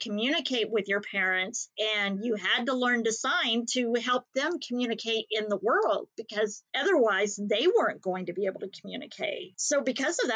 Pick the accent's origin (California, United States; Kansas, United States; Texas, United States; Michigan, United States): Kansas, United States; Haysville; In the 70s and 80s, that's when we grew up in Hayesville, Kansas.